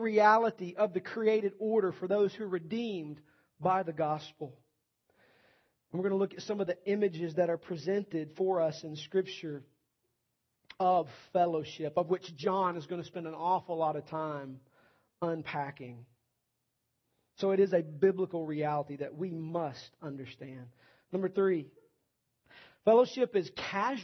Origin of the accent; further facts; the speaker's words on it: the South, United States; Nearly every church I was ever walking into at any point in time growing up in the South